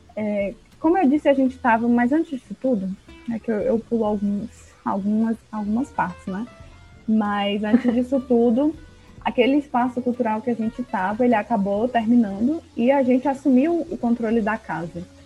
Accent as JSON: {"language": "Portuguese", "town": "Porto Velho", "region": "Rondônia", "country": "Brazil", "moved": "yes", "lives_now": "Fortaleza, Brazil", "said": "sou de Porto Velho"}